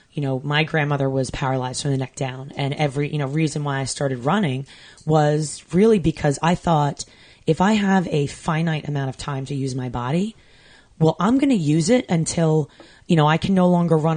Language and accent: English; Long Island, New York, United States; I grew up on Long Island